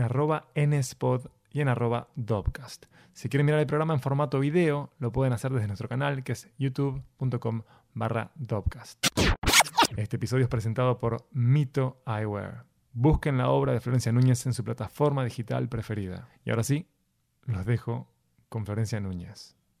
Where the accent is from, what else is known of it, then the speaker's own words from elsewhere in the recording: Montevideo, Uruguay; Soy de Montevideo, de Uruguay